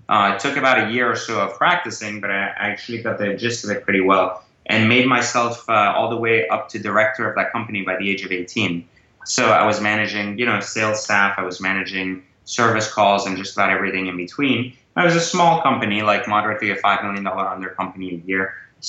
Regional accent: Iran; born there; moved away; also born or lived in France; I was born in Iran and actually migrated to France as a result of the revolution.

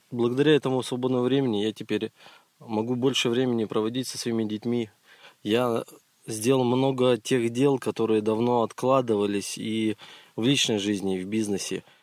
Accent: Kazakhstan; moved away as an adult; now in Islamabad, Pakistan; я из Казахстана, но мы почти два года живем а, в Пакистане с семьей

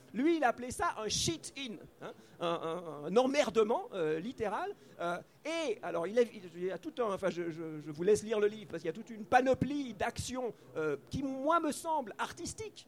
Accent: Switzerland; moi je suis suisse, je ne suis pas français

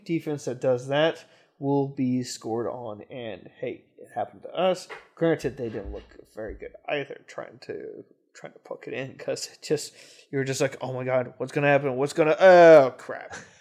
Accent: Kansas City, United States; Kansas City. My hometown

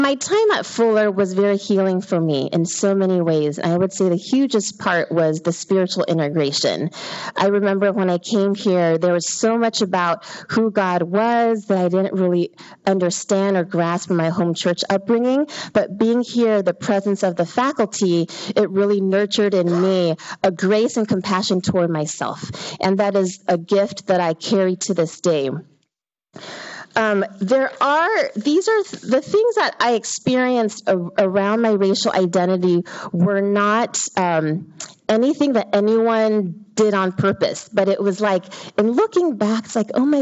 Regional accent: Hacienda Heights, California, United States; I was born and raised in the Hacienda Heights area

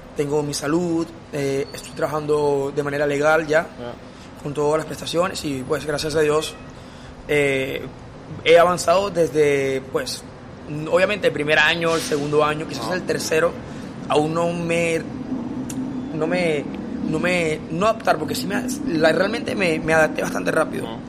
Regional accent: Zulia, Venezuela; moved away as an adult; now in Barranquilla, Colombia; llevo 6 años viviendo acá en Barranquilla, soy de Venezuela, migrante de Venezuela

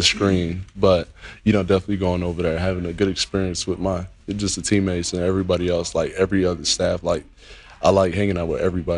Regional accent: Miami, Florida, United States; moved away as an adult; I was born and raised in Miami.

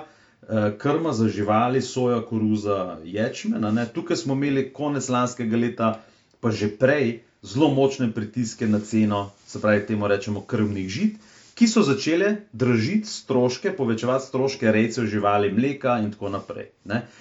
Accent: Slovenia

